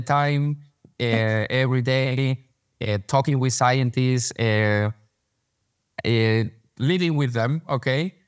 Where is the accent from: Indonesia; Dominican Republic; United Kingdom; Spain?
Spain; Madrid, Community of Madrid; English is a second language; I was born here in Madrid. I came from Madrid. We met in, in, in New York, but, uh, I'm from Madrid.